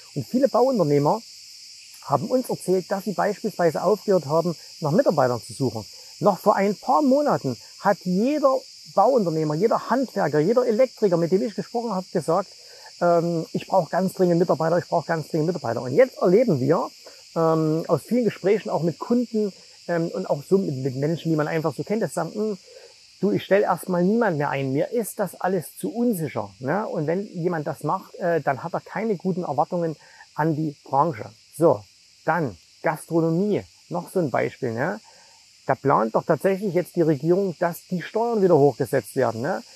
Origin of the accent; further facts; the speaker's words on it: Zwickau, Saxony, Germany; moved away; ich komme ja ursprünglich aus Zwickau